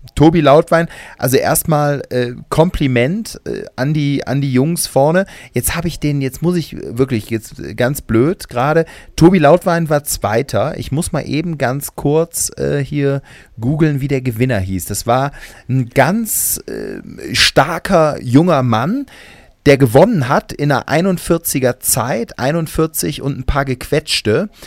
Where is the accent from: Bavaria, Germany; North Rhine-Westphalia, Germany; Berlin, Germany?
North Rhine-Westphalia, Germany; Cologne; bei uns in Köln heißt das Flönz